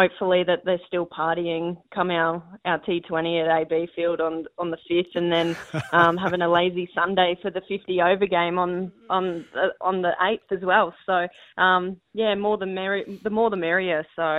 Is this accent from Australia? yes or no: yes; Queensland, Australia; Yeah, I'm a Queenslander through and through.